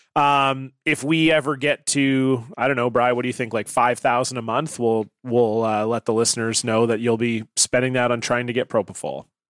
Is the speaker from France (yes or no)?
no; Canada; I'm obviously from Canada